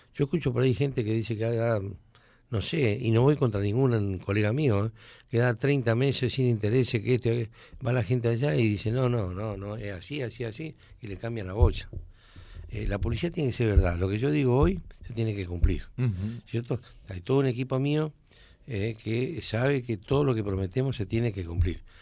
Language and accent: Spanish; Reconquista, Santa Fe, Argentina; also born or lived in Córdoba; que me regrese a Reconquista